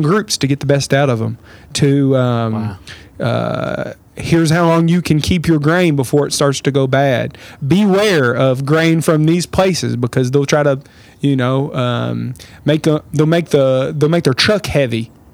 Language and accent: English; Lawrenceburg, Kentucky, United States; I grew up in Lawrenceburg